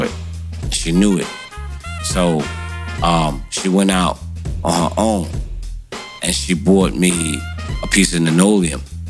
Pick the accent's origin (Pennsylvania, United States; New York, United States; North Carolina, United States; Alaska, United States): New York, United States; New York City; I'm born and bred in Brooklyn, New York, Brownsville